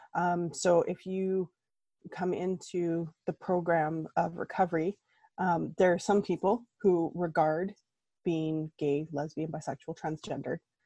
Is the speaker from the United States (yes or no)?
no; Red Deer, Alberta, Canada; moved away as an adult; now in Calgary, Canada; I was born in Red Deer, Alberta, raised in Red Deer, Alberta